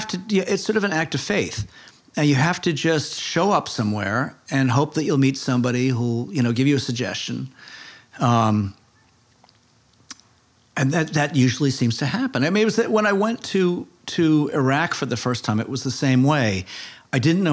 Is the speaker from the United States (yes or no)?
yes; Cambridge, Massachusetts, United States; moved away as an adult; also born or lived in Boston / California; now in New York, United States; Grew up in Cambridge specifically